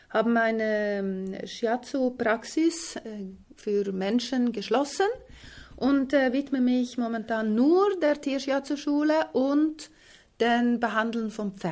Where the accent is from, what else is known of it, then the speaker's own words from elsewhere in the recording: Switzerland; also born or lived in Sweden; Ich bin in der Schweiz aufgewachsen, in Schweden geboren